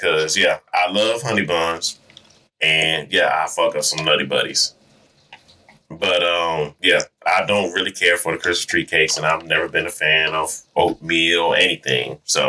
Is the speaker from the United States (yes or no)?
yes; New York, United States; I originally grew up on KFC because growing up in New York, I didn't know what Popeyes was for real.